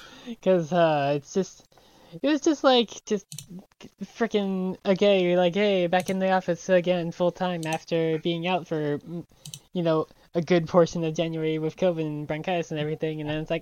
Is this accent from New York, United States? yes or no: yes; New York, United States; also born or lived in Pennsylvania / Illinois; which was always what I had to do like growing up in New York, and then later on in like Pennsylvania and Illinois.